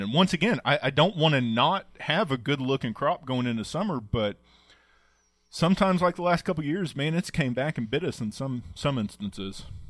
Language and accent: English; Oklahoma, United States; growing up in Oklahoma